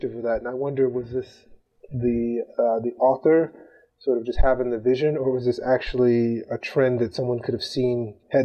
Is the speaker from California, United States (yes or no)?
no; Gary, Indiana, United States; I am from Gary, Indiana, a little town along the lakeshore, just outside of Chicago